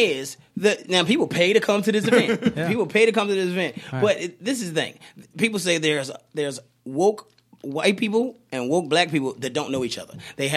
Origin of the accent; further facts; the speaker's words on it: Richmond, Virginia, United States; Shout out to Richmond. I grew up on Stuffy's